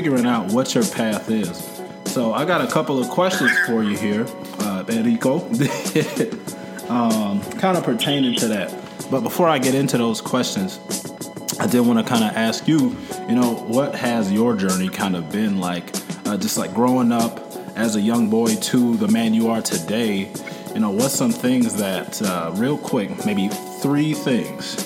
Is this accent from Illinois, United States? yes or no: no; Cleveland, Ohio, United States; my hometown in Cleveland, Ohio